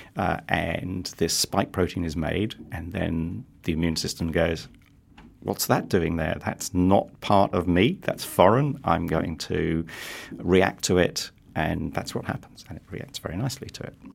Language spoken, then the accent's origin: English; London, United Kingdom; moved away as an adult; also born or lived in Netherlands / United States; now in New Zealand; I start life in London, born and bred in London.